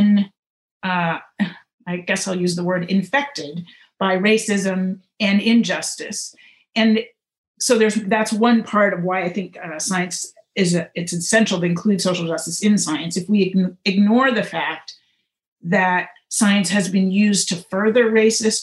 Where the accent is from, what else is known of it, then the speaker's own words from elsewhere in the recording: St. Louis, Missouri, United States; moved away; I am a Midwesterner. I grew up in St. Louis, Missouri, most of my childhood, not all of it, but most of it